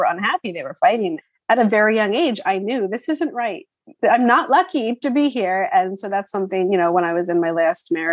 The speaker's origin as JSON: {"language": "English", "region": "New Jersey", "country": "United States", "moved": "as an adult", "lives_now": "Florida, United States", "said": "I recently moved to Florida and I'm from New Jersey."}